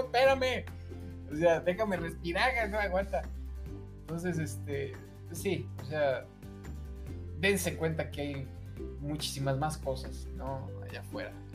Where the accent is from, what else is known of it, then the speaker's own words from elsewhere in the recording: Mexico; uno como mexicano